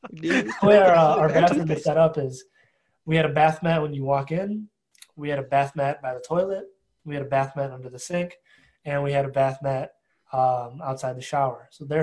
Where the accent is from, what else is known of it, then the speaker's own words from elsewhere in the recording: Detroit, Michigan, United States; I am from Detroit, Michigan.